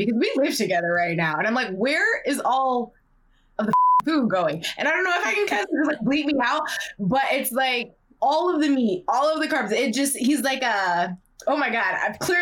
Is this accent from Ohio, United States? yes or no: yes; Ohio, United States; I'm from Ohio